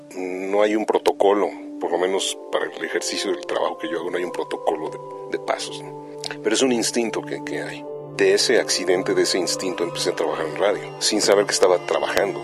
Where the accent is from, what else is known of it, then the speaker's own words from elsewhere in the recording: Mexico City, Mexico; soy mexicano del DF